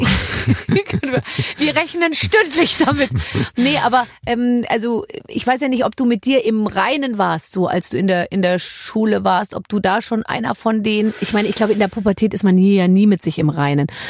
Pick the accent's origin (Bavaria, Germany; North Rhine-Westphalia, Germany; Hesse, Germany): Bavaria, Germany; Munich; Ich komme aus München